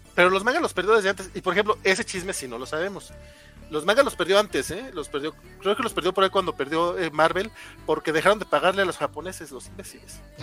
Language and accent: Spanish; Durango, Mexico; Isaac y yo somos de Durango